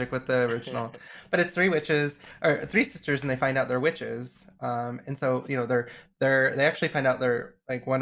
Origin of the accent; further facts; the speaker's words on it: Idaho, United States; Being gay, growing up in Idaho was not easy